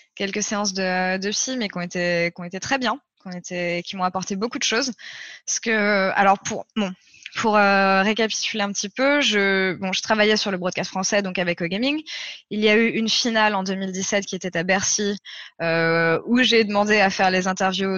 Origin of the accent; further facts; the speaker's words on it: France; je suis française